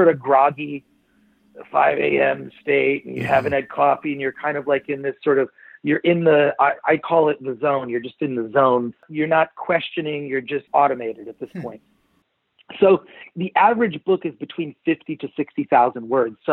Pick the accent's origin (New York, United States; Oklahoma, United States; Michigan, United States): Michigan, United States; Detroit; when I was a little kid, I grew up in Detroit